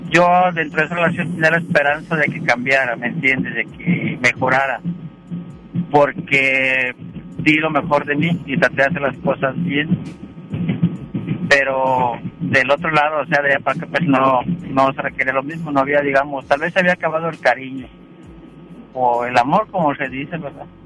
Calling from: Monterrey, Nuevo León, Mexico; Eh, de aquí de Monterrey, voy camino a casa.

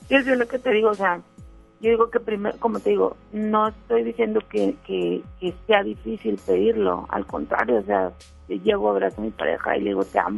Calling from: Solidaridad, Quintana Roo, Mexico; de acá de Solidaridad.

